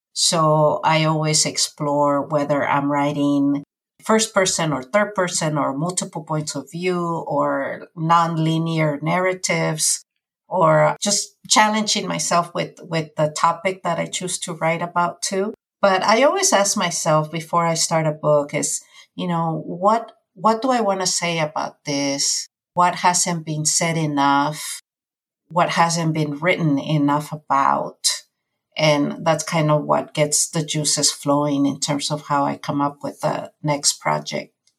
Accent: California, United States; also born or lived in Mexico; So I have been here since I was nine and a half and now I'm 46. So I've spent most of my life here in California.

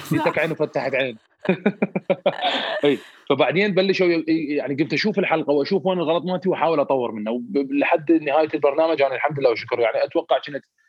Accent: Iraq; افتخر كوني عراقي

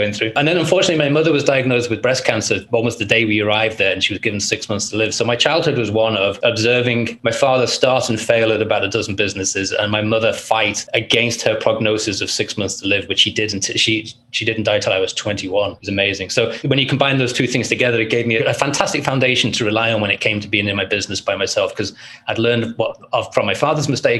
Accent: Liverpool, North West England, United Kingdom; I grew up in Liverpool, England, and my childhood was one of poverty

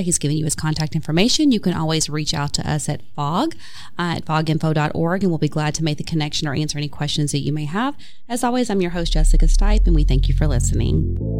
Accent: Upper East Tennessee, United States; moved away; I grew up in Upper East Tennessee where there's wildflowers everywhere.

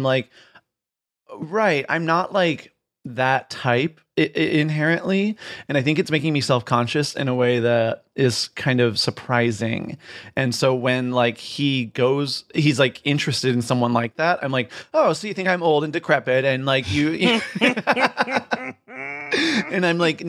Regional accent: Midwest, United States; also born or lived in Virginia; So I grew up in like, I usually say like Michigan and Virginia, but it was sort of like around the Midwest and a little bit in the South.

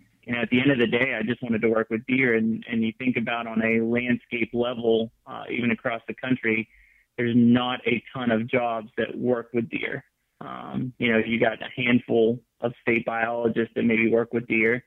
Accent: Western Pennsylvania, United States; moved away as an adult; also born or lived in Mississippi / Missouri; I grew up in Western Pennsylvania, which coincidentally is where I'm at right now

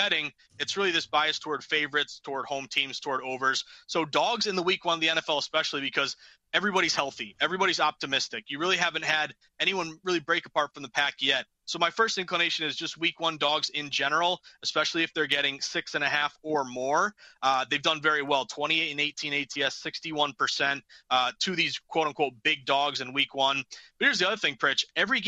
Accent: New England, United States; we're both from New England

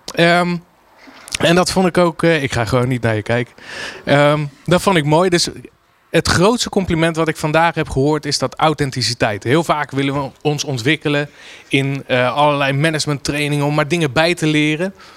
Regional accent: Rotterdam, South Holland, Netherlands; als Rotterdammer

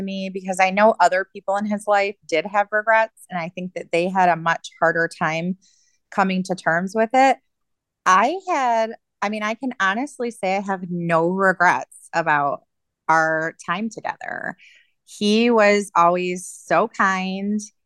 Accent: Michigan, United States; also born or lived in Alaska; now in Ohio, United States; I grew up in Michigan, but now my family is all here. I chose Ohio to be closer to my sister

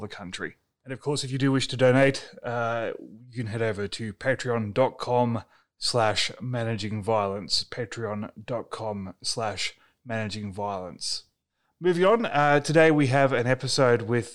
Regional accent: Australia; also born or lived in Melbourne; my home country is currently on fire.

